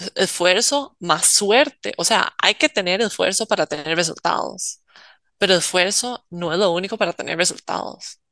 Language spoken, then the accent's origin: Spanish; Costa Rica; como uno siendo tico